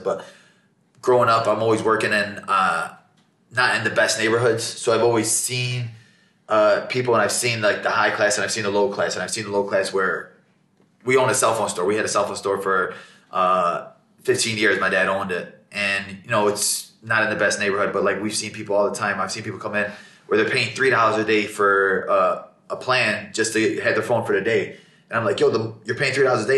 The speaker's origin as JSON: {"language": "English", "town": "Chicago", "region": "Illinois", "country": "United States", "tie": "born or raised there", "said": "growing up in Chicago in a Muslim household"}